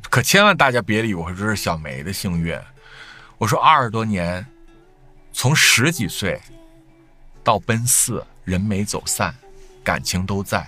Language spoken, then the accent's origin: Chinese; Northeast China, China; 咱们东北人吃一吃饺子